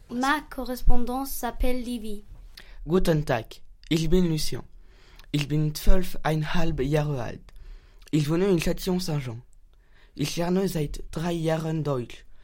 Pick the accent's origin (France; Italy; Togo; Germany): Germany; Mainz, Rhineland-Palatinate; French is a second language; j'ai 14 ans, je suis de Mayence. J'apprends le français depuis deux ans et demi.